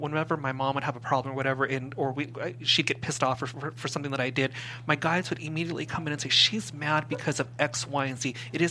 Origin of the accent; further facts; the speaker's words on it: Simi Valley, California, United States; We moved from the Valley into Simi Valley